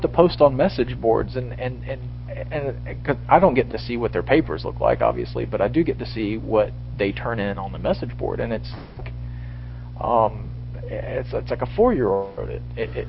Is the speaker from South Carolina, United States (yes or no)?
yes; South Carolina, United States; I'm from North Carolina and South Carolina